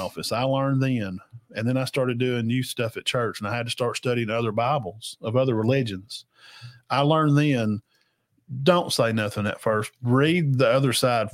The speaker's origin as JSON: {"language": "English", "region": "Alabama", "country": "United States", "tie": "born or raised there", "said": "I was born in Alabama, and that's how I am."}